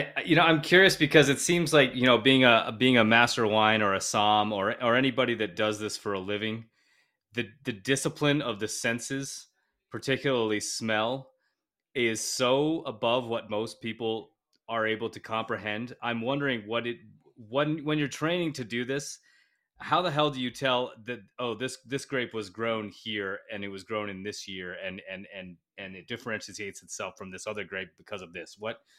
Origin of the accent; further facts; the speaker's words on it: United States; being an American